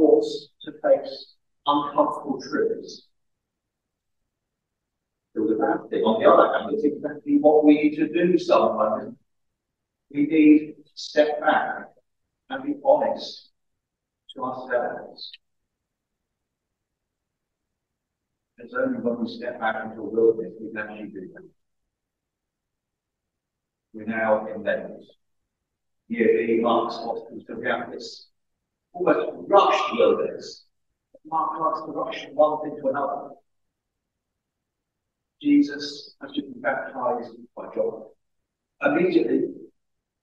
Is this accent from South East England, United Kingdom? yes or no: yes; Reading, South East England, United Kingdom; moved away as an adult; also born or lived in Guernsey; now in Wales; I grew up in Reading